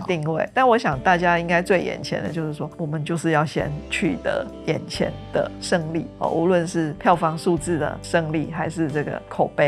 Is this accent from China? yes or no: no; Tainan, Taiwan; 因为我是台南人嘛